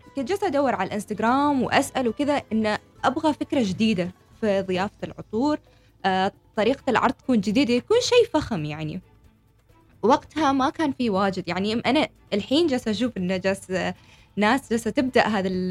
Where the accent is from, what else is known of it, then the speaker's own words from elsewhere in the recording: Oman; انا عمانية شابة عمانية